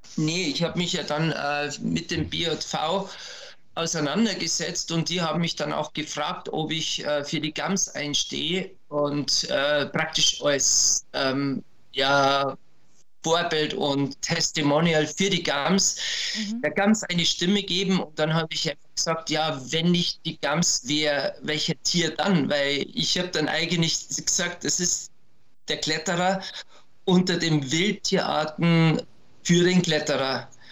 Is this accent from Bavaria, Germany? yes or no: yes; Berchtesgaden, Bavaria, Germany; diese Bauernjagd bei uns in Berchtesgaden betrieben